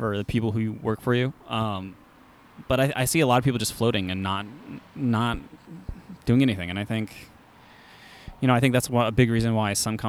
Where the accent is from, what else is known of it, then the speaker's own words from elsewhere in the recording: Eugene, Oregon, United States; I grew up in Eugene since like 1990 or something like that.